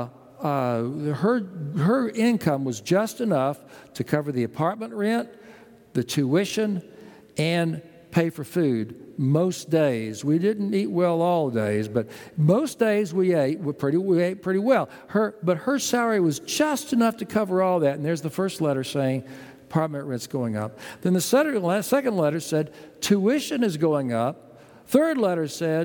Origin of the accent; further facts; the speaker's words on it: Texas, United States; also born or lived in New Haven, Connecticut; now in Houston, United States; We grew up in Texas